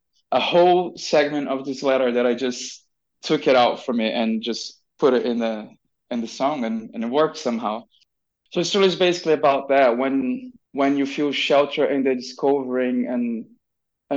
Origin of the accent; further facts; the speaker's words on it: Brasilia, Federal District, Brazil; moved away; from Brasilia, my hometown